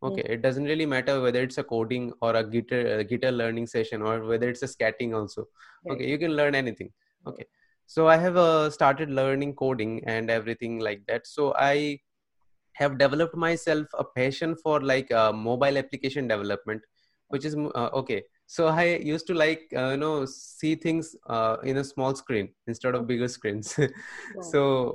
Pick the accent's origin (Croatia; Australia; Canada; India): India; Tripura; moved away as an adult; now in Kolkata, India; I am from Tripura.